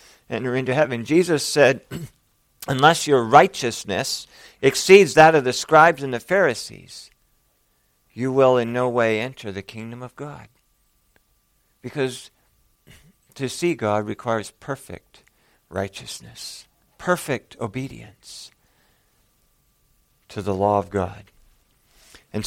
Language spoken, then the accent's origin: English; Bismarck, North Dakota, United States; the hospital I was born in Bismarck, North Dakota